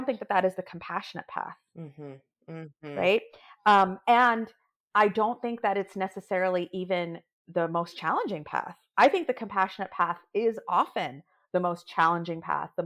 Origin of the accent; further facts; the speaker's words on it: New York, United States; I'm a New Yorker. I'm a first generation daughter of an immigrant family. My parents immigrated here from India.